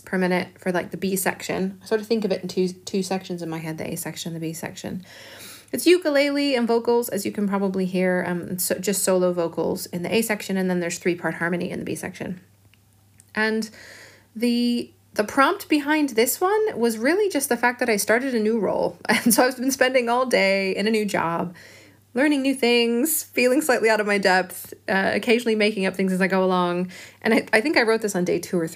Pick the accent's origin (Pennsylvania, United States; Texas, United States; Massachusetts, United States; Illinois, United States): Illinois, United States; Chicago; now in Bristol, United Kingdom; I live in Bristol in England, and I'm originally from Chicago